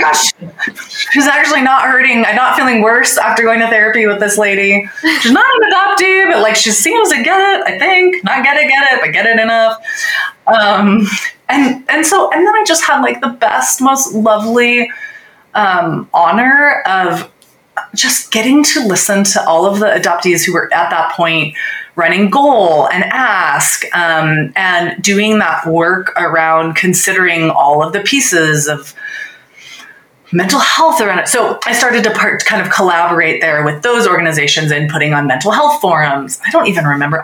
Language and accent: English; Littleton, Colorado, United States; I was growing up in Littleton, Colorado